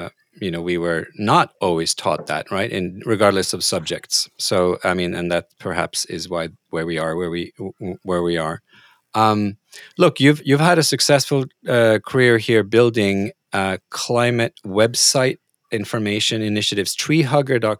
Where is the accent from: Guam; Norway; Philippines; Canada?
Norway; I'm from Norway